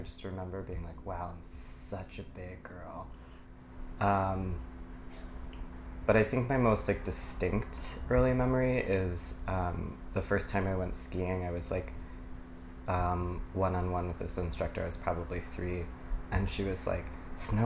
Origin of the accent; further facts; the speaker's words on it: Stamford, Connecticut, United States; also born or lived in Los Angeles area, California / Palo Alto, California; now in Brooklyn, United States; I grew up primarily in Stamford, but my dad has worked for IBM for almost 40 years, and so we used to move around kind of in between California and Connecticut